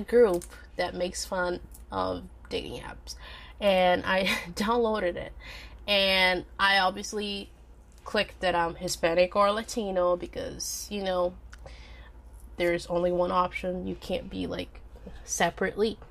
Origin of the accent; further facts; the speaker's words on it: Minas Gerais, Brazil; English is a second language; my home state of Minas Gerais